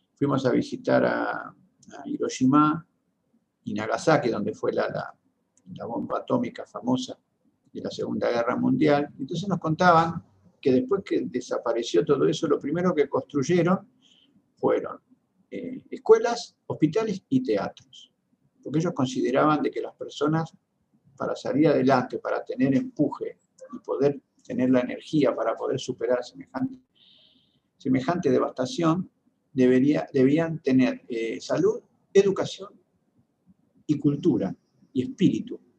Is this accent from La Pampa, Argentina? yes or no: yes; General Pico, La Pampa, Argentina; now in Buenos Aires, Argentina; mi pueblo, en General Pico, en La Pampa